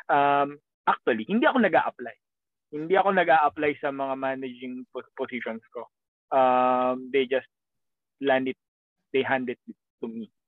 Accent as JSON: {"language": "Tagalog", "country": "Philippines", "second_language": "Tagalog", "moved": "as an adult", "lives_now": "Maryland, United States", "said": "April 18 umalis ako ng Pilipinas."}